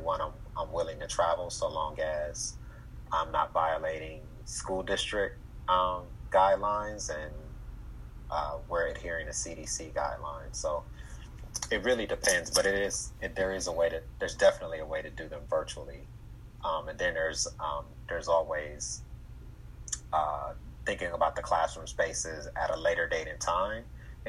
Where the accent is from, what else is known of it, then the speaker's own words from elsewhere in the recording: Detroit, Michigan, United States; we grew up in Detroit